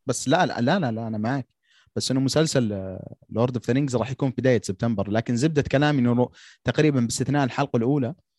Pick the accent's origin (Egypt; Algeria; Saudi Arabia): Saudi Arabia; عندنا في السعوديه